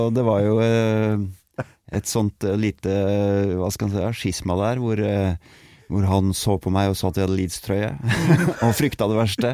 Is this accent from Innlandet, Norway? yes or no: yes; Tolga, Innlandet, Norway; jeg er veldig glad i hjembygda mi